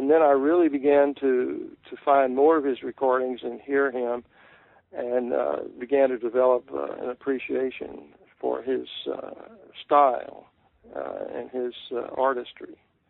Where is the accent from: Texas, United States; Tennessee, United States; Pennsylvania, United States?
Texas, United States; It's really about growing up in Texas, which really appealed to me because, of course, being a native myself, and in my own writing, I have always wanted to write about my part of the country, the people.